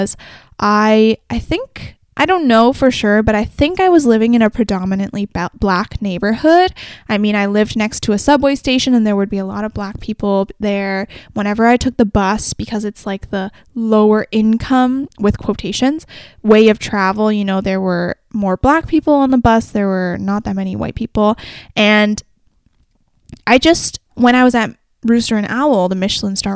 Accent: Canada; I'm from Canada

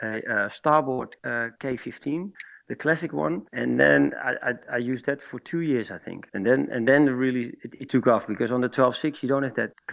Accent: Schagen, North Holland, Netherlands; here in Schagen, in my hometown

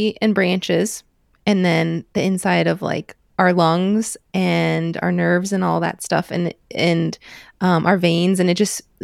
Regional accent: Midwest, United States; growing up in the Midwest

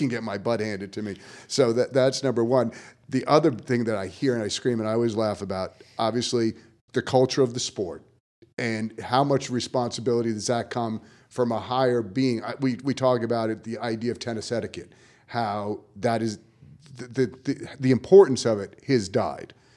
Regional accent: New York, United States; moved away; growing up in New York

